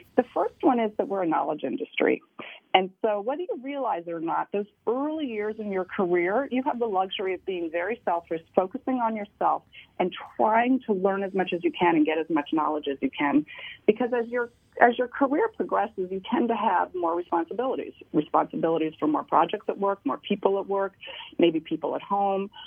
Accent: Washington, District of Columbia, United States; moved away as an adult; now in New York, United States; I'm from Washington D.C.

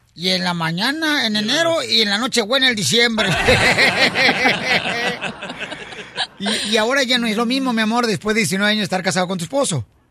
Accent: Mexico; somos mexicanos, porque somos latinos

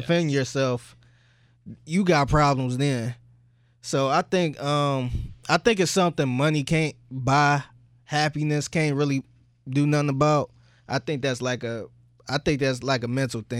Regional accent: Cleveland, Ohio, United States; I'm from Cleveland

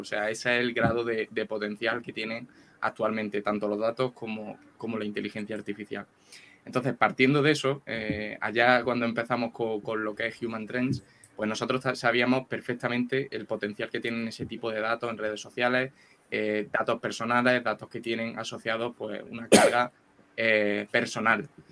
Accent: Andalusia, Spain; accent: andaluz; con mi acento andaluz

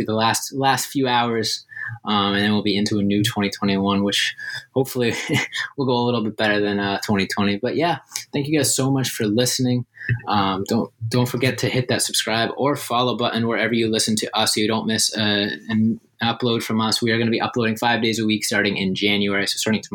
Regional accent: Boston, Massachusetts, United States; Growing up in Boston

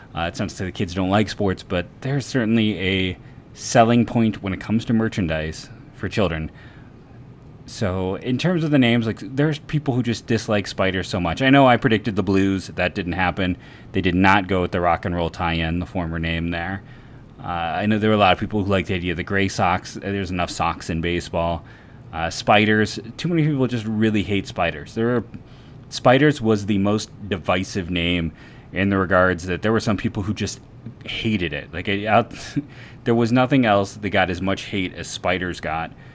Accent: Copley, Ohio, United States; I am from Copley

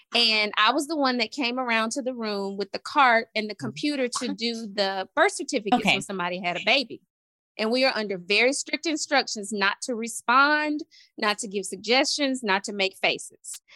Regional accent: Montgomery, Alabama, United States; I'm from Montgomery, Alabama.

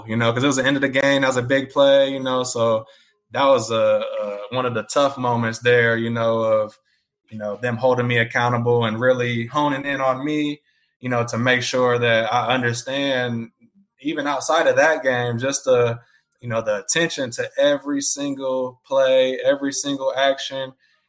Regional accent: Indiana, United States; playing in my home state of Indiana, a lot of my family and friends were all there, playing in an arena that I grew up knowing as, I believe, Market Square Arena

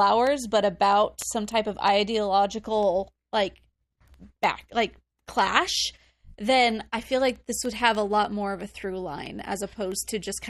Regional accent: Arizona, United States; I'm from Arizona

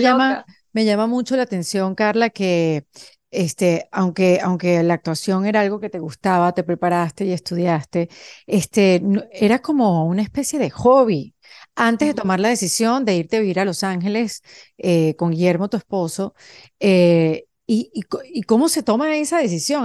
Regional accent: Venezuela; moved away as an adult; somos venezolanas las dos

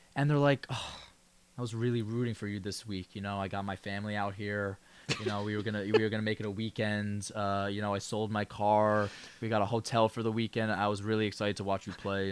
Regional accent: New York, United States; a New Yorker

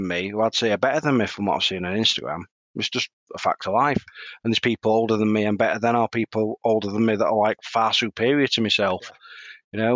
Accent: Yorkshire and the Humber, United Kingdom; being a Yorkshireman

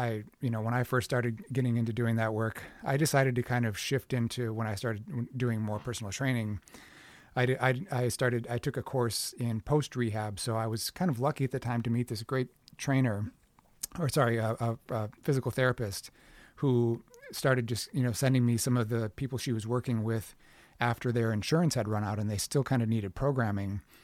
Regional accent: Minneapolis, Minnesota, United States; moved away; also born or lived in New York; I'm from Minneapolis

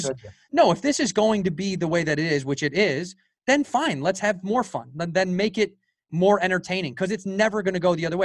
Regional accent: Chicago, Illinois, United States; I grew up in Chicago in that era

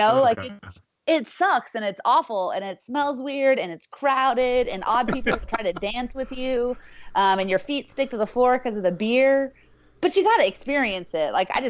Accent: California, United States; moved away as an adult; now in Fort Worth, United States; I'm from California.

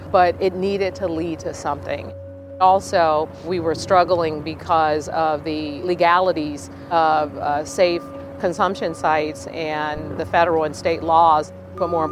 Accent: San Francisco, California, United States; growing up in San Francisco

